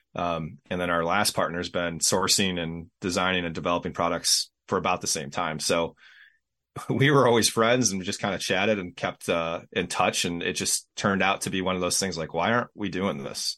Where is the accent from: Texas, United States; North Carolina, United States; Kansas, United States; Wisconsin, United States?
Wisconsin, United States; Racine County; I'm in uh, Racine County in southeast Wisconsin